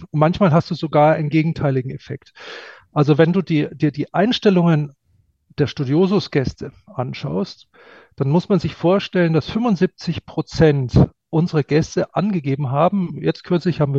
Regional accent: Munich, Bavaria, Germany; Ja, und, und ich bin als Münchner öfter in Wien als in Berlin.

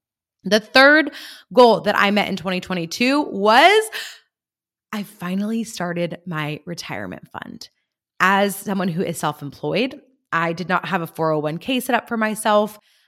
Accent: San Luis Obispo, California, United States; I finally hosted my very first Climb Women's Retreat right here in my hometown of San Luis Obispo.

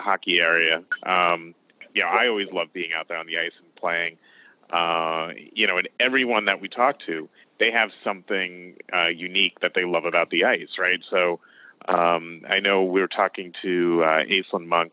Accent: New York, United States; I'm from New York

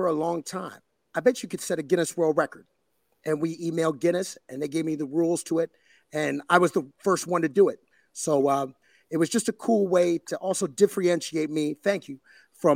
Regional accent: Sarnia, Ontario, Canada; also born or lived in Cape Breton, Nova Scotia; now in Toronto, Canada; I grew up in Sarnia, Ontario, which is on the border to Michigan

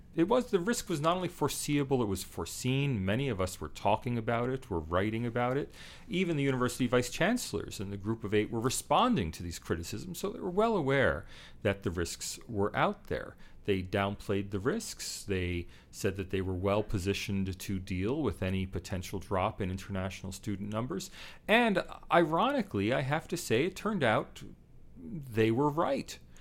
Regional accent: United States; now in Australia; I'm American living here in Australia

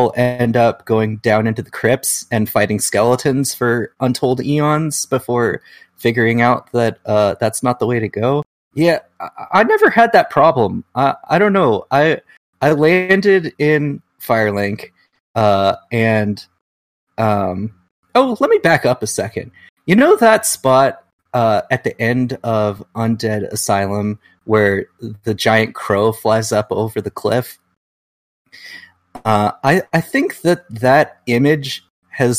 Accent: Washington, United States; also born or lived in Olympia, Washington / Seattle, Washington; whenever I say I'm from Washington, people think I mean DC.

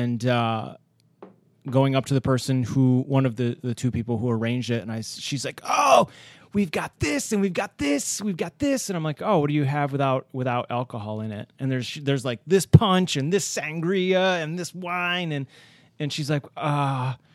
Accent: Rochester, New York, United States; I've been born and raised in Rochester

